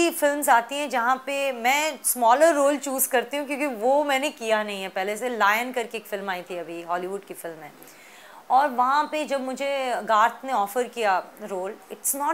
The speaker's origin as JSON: {"language": "Hindi", "region": "Delhi", "country": "India", "tie": "born or raised there", "also_born_or_lived": "Pune", "said": "मैं बचपन में मैं पुणे में पैदा हुई उसके बाद हम लोग बाहर रहे कुछ साल आउट ऑफ इंडिया फिर दिल्ली वापस जब आए"}